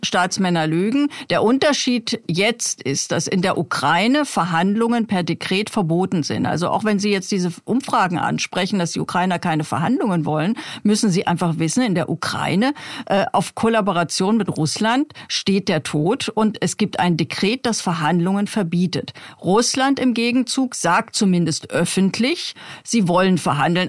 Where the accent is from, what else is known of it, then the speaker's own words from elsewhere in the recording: East Germany, Germany; ich bin ja in der DDR aufgewachsen